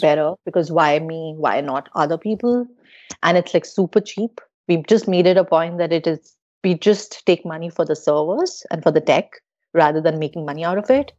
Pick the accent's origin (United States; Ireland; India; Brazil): India; I'm from India